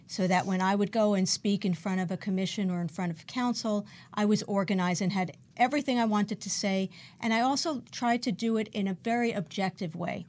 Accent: New York City, New York, United States; now in West Hollywood, United States; I grew up in Brooklyn, New York

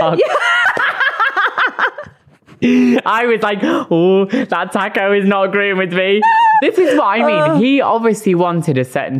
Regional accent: Bristol, South West England, United Kingdom; I am from Bristol.

